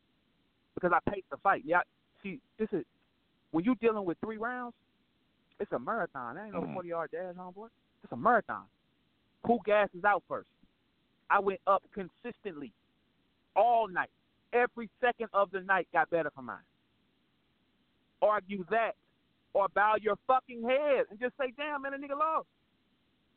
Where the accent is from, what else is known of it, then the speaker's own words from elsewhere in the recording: St. Louis, Missouri, United States; I ain't from New York. I'm from St. Louis